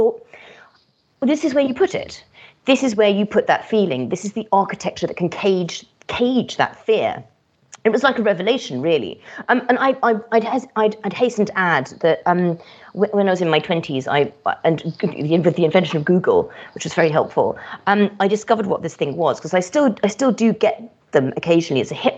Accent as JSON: {"language": "English", "country": "Kenya", "tie": "born or raised there", "also_born_or_lived": "Madagascar / Yemen / Morocco", "said": "So I had quite an itinerant childhood. So I grew up in Kenya, Madagascar, Yemen, Morocco, and but it was pre-internet days as well."}